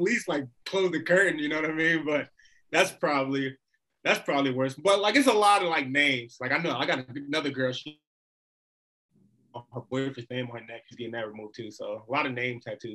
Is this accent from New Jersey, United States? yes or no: yes; New Jersey, United States; moved away as an adult; now in Arizona, United States; I'm really from New Jersey, but I'm newly moved to Arizona